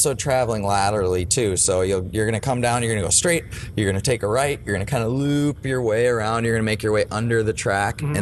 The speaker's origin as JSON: {"language": "English", "region": "Minnesota", "country": "United States", "said": "I'm from Minnesota."}